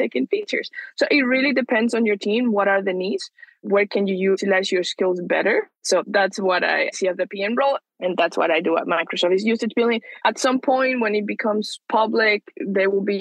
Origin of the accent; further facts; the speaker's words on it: Venezuela; now in United States; I'm from Venezuela. That's where I grew up.